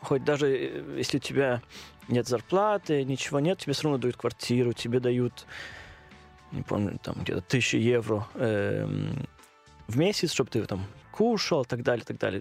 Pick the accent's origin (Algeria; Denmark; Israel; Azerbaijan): Denmark; accent: Danish; Russian is a second language; moved away as an adult; also born or lived in Odesa, Ukraine; now in Moscow, Russia; я родился в Одессе, и когда было лет 5-6 примерно, а, мама поехала в Данию. Э, Встретил моего отчима, и я вот да, с ней поехал, эм, и начал там в школу, и начал первую часть жизни эм, в Дании